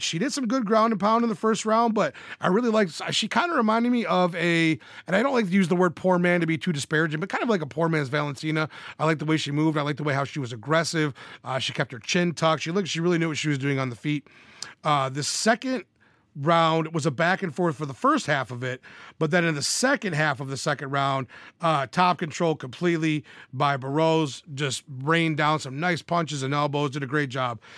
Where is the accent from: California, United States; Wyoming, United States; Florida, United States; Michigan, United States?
Michigan, United States; my home state of Michigan